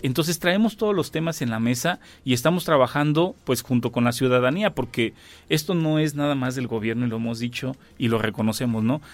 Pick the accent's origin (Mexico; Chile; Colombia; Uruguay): Mexico; Querétaro; la esencia que somos los queretanos, ¿no? De, del arraigo que tenemos de nuestro, pues ahora sí que de nuestro origen y de aquí, de nuestro estado